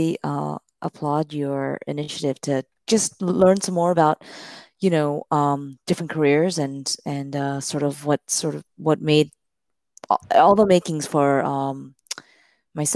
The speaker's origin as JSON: {"language": "English", "town": "Miami", "region": "Florida", "country": "United States", "tie": "born or raised there", "said": "I grew up in Miami, Florida"}